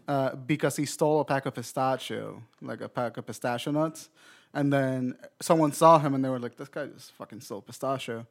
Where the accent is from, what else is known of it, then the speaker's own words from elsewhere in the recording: Puerto Rico; I'm from Puerto Rico